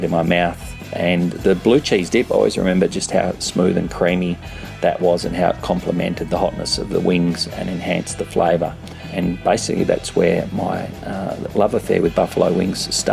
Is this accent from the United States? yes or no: no; Perth, Western Australia, Australia; moved away as an adult; also born or lived in London, United Kingdom; now in Sydney, Australia; where I grew up in Perth